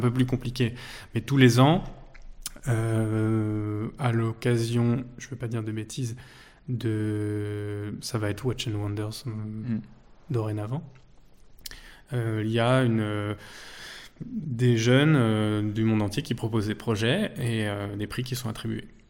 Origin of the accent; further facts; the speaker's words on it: Vexin, Île-de-France, France; Je suis originaire du Vexin, c'est les, jardins de Paris au, nord de, au nord de la capitale, à une vingtaine de minutes euh, du centre de Paris. Euh, et, voilà, j'ai grandi là-bas